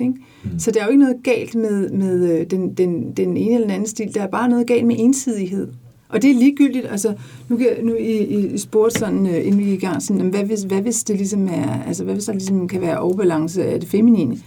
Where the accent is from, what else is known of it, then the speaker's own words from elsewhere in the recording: Denmark; moved away as an adult; Jeg boede mit liv i 24 år i udlandet. Jeg har været så stolt af at sige, at jeg var dansker